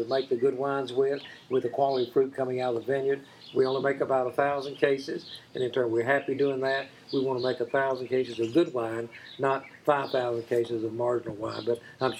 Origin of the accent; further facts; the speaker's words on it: Gastonia, North Carolina, United States; I grew up in Gastonia